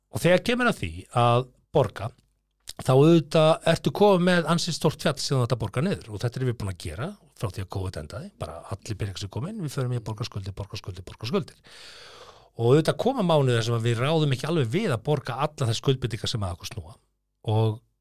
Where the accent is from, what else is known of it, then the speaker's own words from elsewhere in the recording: Hallormsstaður, Eastern Region, Iceland; moved away; á mínum heimaslóðum í héræði Hallónstað